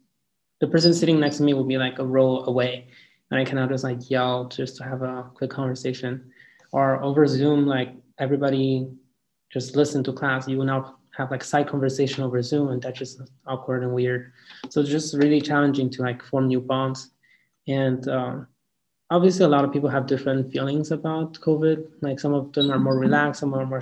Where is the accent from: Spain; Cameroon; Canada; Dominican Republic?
Cameroon; Yaoundé, Centre; moved away; also born or lived in Dallas; I'm originally from Yaoundé, Cameroon, which is located in Central Africa.